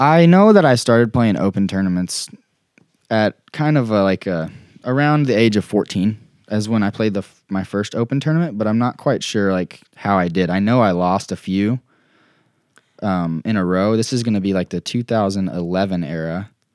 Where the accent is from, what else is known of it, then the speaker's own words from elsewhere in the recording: Greenwood, Arkansas, United States; also born or lived in Tulsa, Oklahoma / Broken Arrow, Oklahoma; we lived there in Broken Arrow, Oklahoma, right by Tulsa, until I was in first grade when I moved to Greenwood, Arkansas